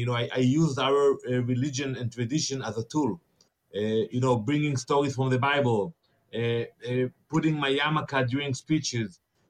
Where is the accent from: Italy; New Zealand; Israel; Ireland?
Israel; Ramat Gan, Tel Aviv District; maybe I was 5 or 6 years old, entering a bank in the town where I grew up in Ramat Gan